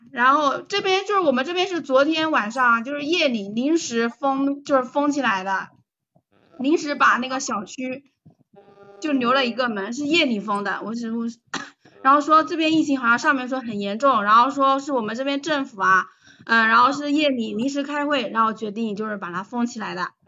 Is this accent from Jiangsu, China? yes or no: yes; Taizhou, Jiangsu, China; 我来自江苏，江苏泰州